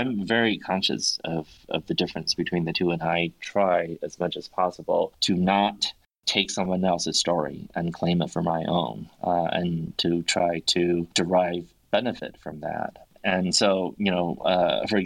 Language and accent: English; United States; being an American writer in English